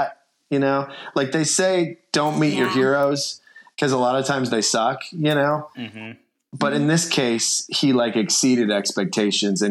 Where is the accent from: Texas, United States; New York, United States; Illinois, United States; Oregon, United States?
Illinois, United States; Chicago; moved away; I'm from Chicago